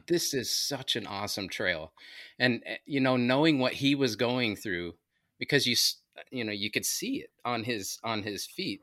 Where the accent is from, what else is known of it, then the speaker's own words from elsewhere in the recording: Anaheim, California, United States; also born or lived in New Mexico; now in Maryland, United States; Grew up in, uh, Southern California, L A area, Anaheim, Acapulco Street.